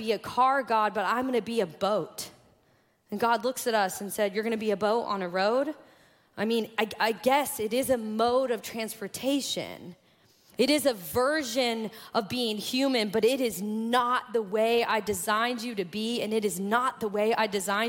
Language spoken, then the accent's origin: English; Kokomo, Indiana, United States; moved away; I grew up in Kokomo, Indiana